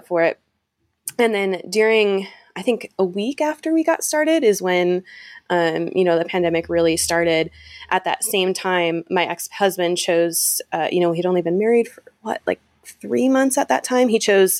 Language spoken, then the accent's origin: English; Michigan, United States; now in Utah, United States; I'm actually originally from Michigan. I live in Utah now, but originally one of those Midwesterners